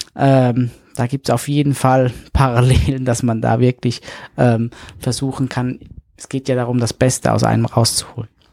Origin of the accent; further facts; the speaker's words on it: St. Gallen, Switzerland; moved away as an adult; also born or lived in Hannover; von St. Gallen, wo ich herkomme